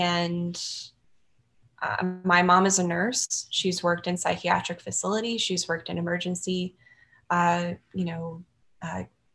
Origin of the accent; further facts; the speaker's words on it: Louisiana, United States; I'm like from Louisiana. So like, it's kind of like a rural area from where I'm from